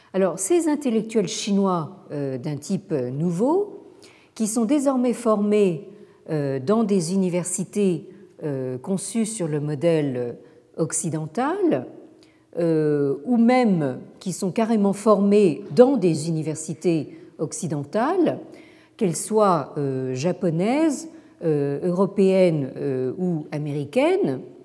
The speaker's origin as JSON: {"language": "French", "country": "France", "said": "chez nous en France"}